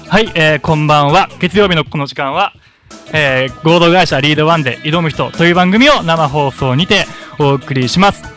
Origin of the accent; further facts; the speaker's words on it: Kansai, Japan; accent: Kansai dialect; moved away as an adult; now in Okinawa, Japan; 僕の関西弁